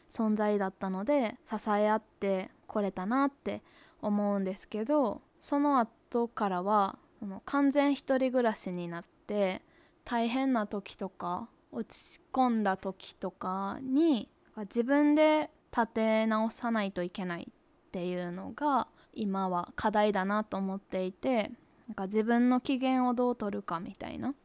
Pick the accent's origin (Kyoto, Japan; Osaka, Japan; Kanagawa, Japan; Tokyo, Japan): Kyoto, Japan; 私は京都府出身です